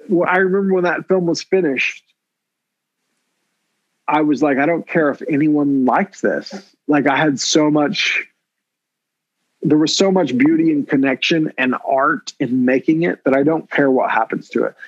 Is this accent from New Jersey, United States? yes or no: no; Oklahoma, United States; I'm from Oklahoma